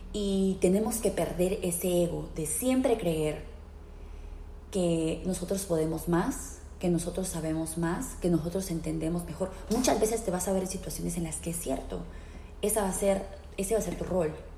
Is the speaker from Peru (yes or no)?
yes; Peru; now in Philadelphia, United States; soy peruana de nacimiento, vivo en la ciudad de Filadelfia, aquí en los Estados Unidos